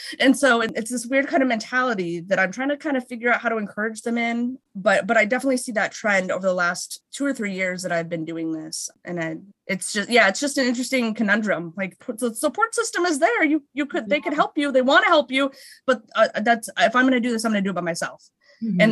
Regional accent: West Coast, United States; moved away as an adult; also born or lived in Philadelphia; now in New York, United States; we're both from the West Coast, my husband

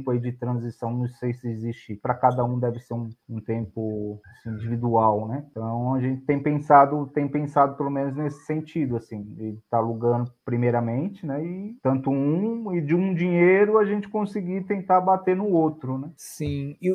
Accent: São Paulo, Brazil; a gente é paulista, tanto eu quanto ela, mas só que a gente tem, tanto eu quanto ela tem sangue mineiro

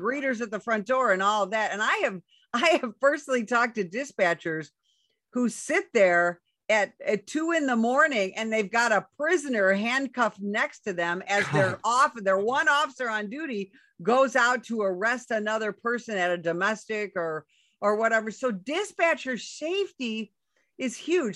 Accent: Chicago, Illinois, United States; moved away as an adult; also born or lived in Southern Arizona; now in Arizona, United States; I come from Chicago

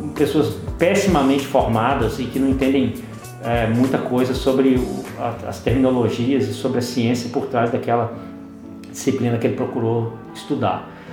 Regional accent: Belo Horizonte, Minas Gerais, Brazil; em Belo Horizonte, nós que somos daqui, atuamos aqui, Belo Horizonte, Minas Gerais

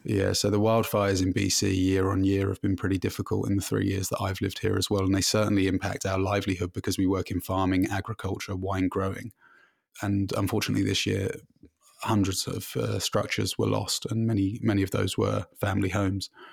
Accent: London, United Kingdom; moved away as an adult; now in Canada; I've been full-time living in Canada, but I'm originally from London in the U K

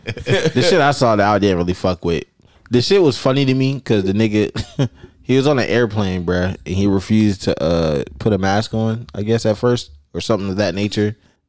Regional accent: New Jersey, United States; I'm from New Jersey

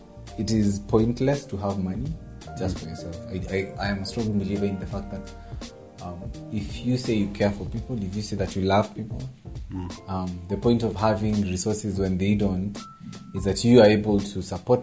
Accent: Meru, Meru County, Kenya; I'm from Meru.

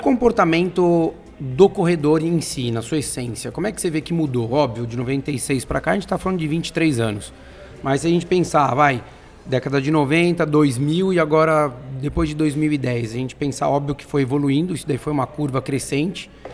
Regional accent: São Paulo, Brazil; os três aqui somos paulistas, vivemos aqui

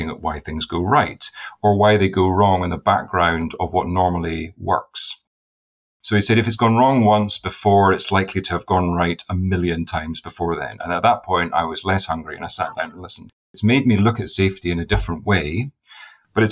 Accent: Inverness, Scotland, United Kingdom; moved away; also born or lived in Edinburgh; I was born in Edinburgh, went up to Inverness when I was 4 years old because my father got a position in anesthesiology

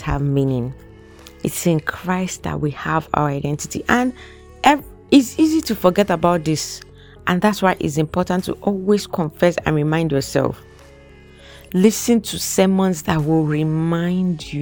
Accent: Nigeria; moved away as an adult; now in Canada; I'm Nigerian

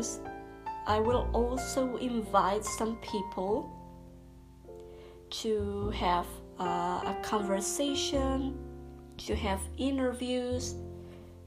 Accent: Canary Islands, Spain; first language Spanish; English is a second language; I'm a Spanish speaker. I'm from the Canary Islands, Spain

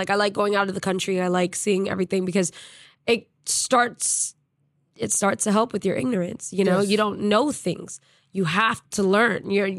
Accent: United States; I'm American, especially in another country, man. Yeah. Like, hi, I'm the American.

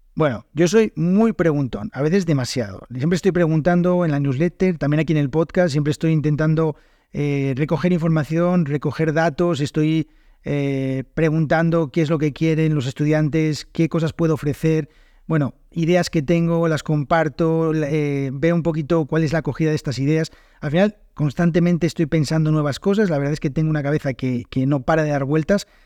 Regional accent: Spain; first language Spanish

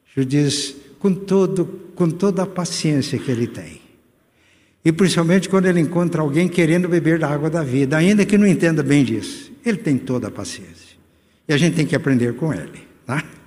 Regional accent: Muzambinho, Minas Gerais, Brazil; moved away; fui a Grande Muzambinho, centenário da minha igreja, igreja minha, minha cidade natal

